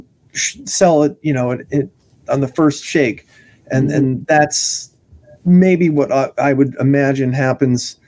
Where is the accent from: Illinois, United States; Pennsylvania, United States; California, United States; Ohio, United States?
California, United States; I'm from California